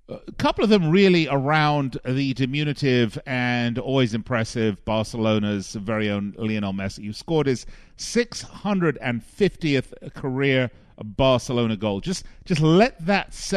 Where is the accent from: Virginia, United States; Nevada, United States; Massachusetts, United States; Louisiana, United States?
Nevada, United States; Las Vegas; the casinos here in my hometown of Las Vegas